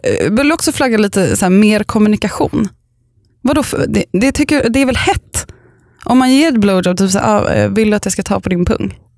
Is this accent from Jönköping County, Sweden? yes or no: no; Upplands Väsby, Stockholm County, Sweden; also born or lived in a village (unnamed); Jag kommer från Upplands, eller först och främst kommer jag från liksom en by. Eh, och sen så flyttade vi till Upplands Väsby